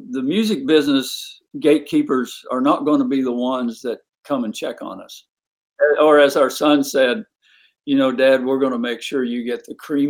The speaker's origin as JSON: {"language": "English", "town": "Point Pleasant", "region": "West Virginia", "country": "United States", "tie": "born or raised there", "also_born_or_lived": "Chapmanville, West Virginia", "said": "Well, we met in the great state of West Virginia. I was born in Chapmanville."}